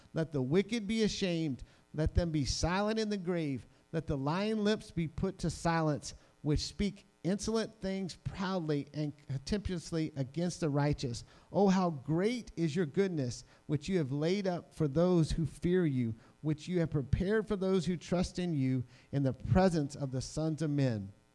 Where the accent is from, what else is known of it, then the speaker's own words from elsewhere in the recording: New Orleans, Louisiana, United States; I'm from New Orleans